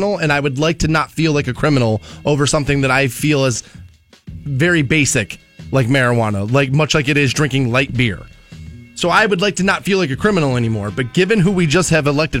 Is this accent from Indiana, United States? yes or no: no; Twinsburg, Ohio, United States; I am technically from the 330, as I grew up in Twinsburg.